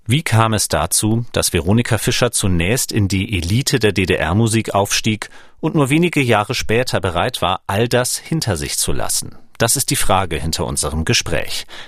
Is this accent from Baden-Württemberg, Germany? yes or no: no; Schleswig-Holstein, Germany; now in Leipzig, Germany; seit siebzehn Jahren Leipziger, geboren neunzehnhundertvierundachtzig in Schleswig-Holstein.